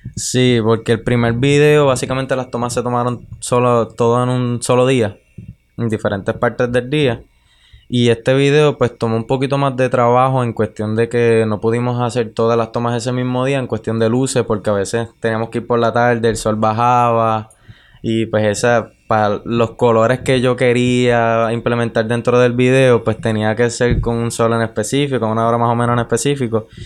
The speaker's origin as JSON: {"language": "Spanish", "town": "Utuado", "country": "Puerto Rico", "said": "Yo soy de Caunilla y Cañón Blanco queda allí"}